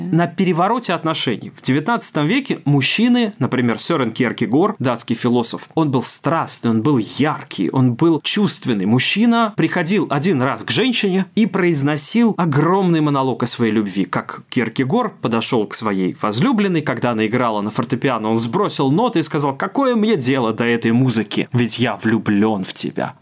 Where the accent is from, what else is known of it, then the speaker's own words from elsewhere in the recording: Russia; я, человек из России